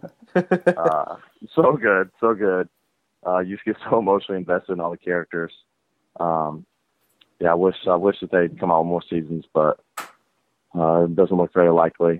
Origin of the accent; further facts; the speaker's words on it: Atlanta, Georgia, United States; growing up in Atlanta